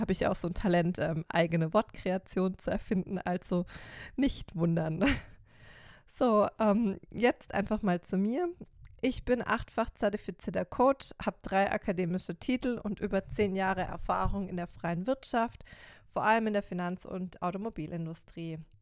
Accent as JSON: {"language": "German", "town": "Karlsruhe", "region": "Baden-Württemberg", "country": "Germany", "accent": "Baden", "moved": "as an adult", "lives_now": "Stuttgart, Germany", "said": "ganz ursprünglich komme ich aus Karlsruhe. Ähm, das merkst du sicher vielleicht auch an meinem badischen Dialekt."}